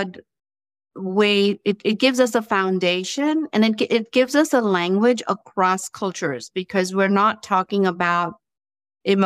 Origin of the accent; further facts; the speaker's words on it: India; moved away as an adult; now in United States; I'm originally from India and did some of my training, my education there, and then came to the U.S.